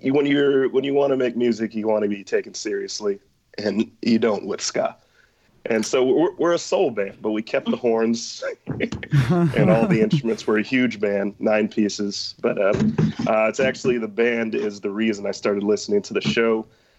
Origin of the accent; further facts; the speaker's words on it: Gainesville, Florida, United States; I grew up in Gainesville